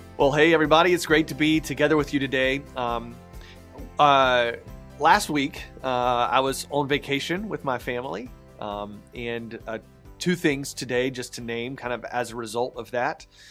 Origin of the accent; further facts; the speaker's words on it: Raleigh, North Carolina, United States; moved away; my hometown, uh, Raleigh, North Carolina